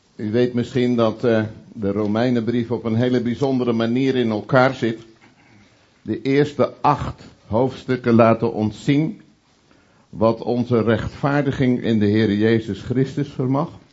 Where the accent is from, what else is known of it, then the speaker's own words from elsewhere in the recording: Veluwe, Gelderland, Netherlands; now in Utrechtse Heuvelrug, Netherlands; in de omgeving waar ik ben opgegroeid op de Veluwe en nu wonend in de Utrechtse Heuvelrug